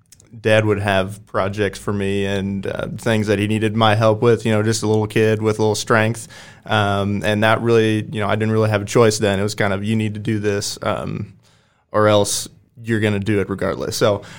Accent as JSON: {"language": "English", "town": "Waverly", "region": "Nebraska", "country": "United States", "said": "from Waverly, Nebraska."}